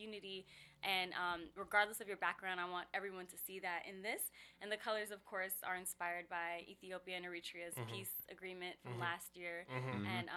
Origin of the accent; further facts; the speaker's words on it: Atlanta, Georgia, United States; also born or lived in Southern California; I was born on the West Coast. I was born in Southern California, but we moved to Atlanta when I was like 4 years old. So grew up in Atlanta and surrounding areas, Metro Atlanta